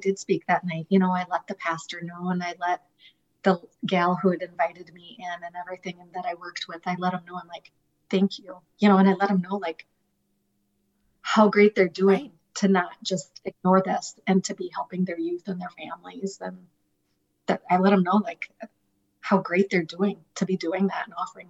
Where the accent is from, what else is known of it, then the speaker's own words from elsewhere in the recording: Mitchell, United States; The church that I grew up in Mitchell invited me